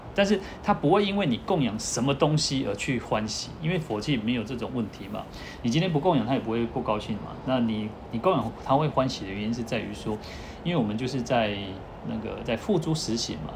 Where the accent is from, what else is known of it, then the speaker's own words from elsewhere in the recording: Taiwan; 我们台湾人都习惯这样子